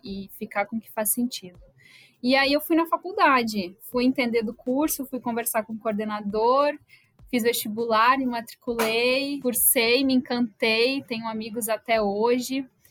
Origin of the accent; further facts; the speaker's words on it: Horizontina, Rio Grande do Sul, Brazil; moved away as an adult; now in Rio de Janeiro, Brazil; Eu sou de Horizontina, do Rio Grande do Sul, então sou gaúcha